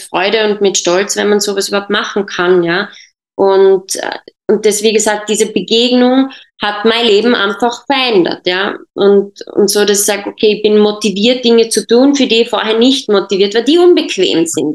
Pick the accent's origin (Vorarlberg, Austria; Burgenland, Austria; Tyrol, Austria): Tyrol, Austria; also born or lived in Jordan; meine Mutter ist äh, Tirolerin und bin dann aber mit äh, viereinhalb Jahren nach Österreich ge gekommen mit meiner Familie und in Tirol aufgewachsen